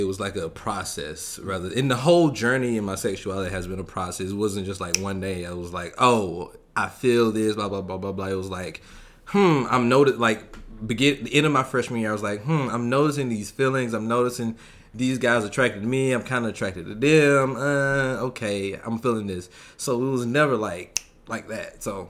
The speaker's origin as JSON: {"language": "English", "town": "Albany", "region": "Georgia", "country": "United States", "lives_now": "California, United States", "said": "From Albany, Georgia."}